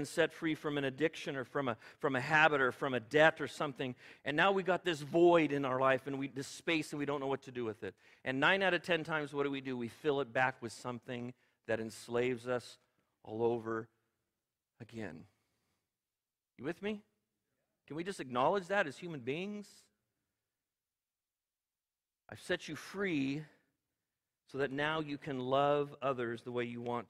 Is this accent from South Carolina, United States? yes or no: no; California, United States; I'm an American. I'm a Californian